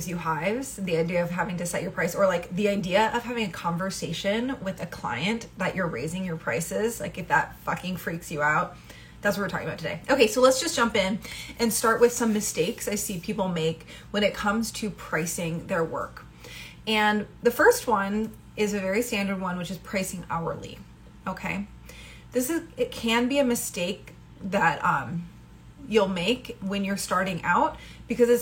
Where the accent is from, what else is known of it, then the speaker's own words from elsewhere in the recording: Midwest, United States; I come from the Midwest